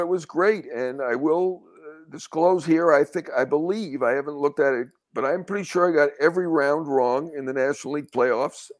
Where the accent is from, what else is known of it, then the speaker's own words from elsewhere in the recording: New York, United States; a New Yorker